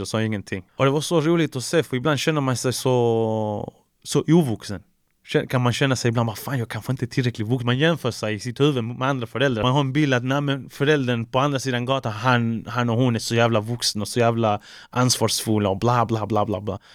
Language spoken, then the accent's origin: Swedish; Malmö, Skåne, Sweden; also born or lived in Chile; Jag är från Malmö, 040